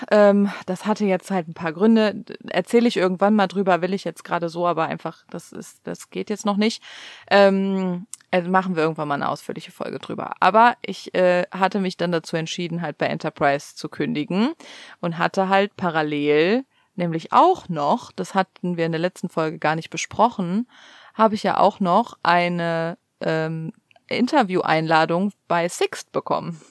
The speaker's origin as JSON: {"language": "German", "country": "Germany", "moved": "yes", "lives_now": "United States", "said": "für uns als Deutsche hier in den USA"}